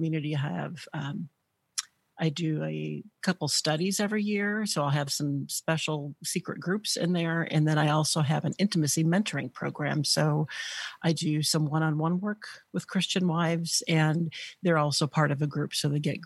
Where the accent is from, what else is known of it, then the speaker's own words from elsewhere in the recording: Northwestern Illinois, United States; moved away as an adult; also born or lived in Wisconsin; I actually grew up in Illinois, in Northwestern Illinois